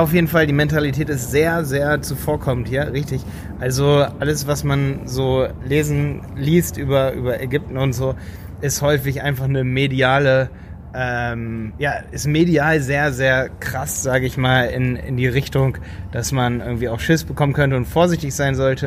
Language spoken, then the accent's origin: German; Germany; bei uns in Deutschland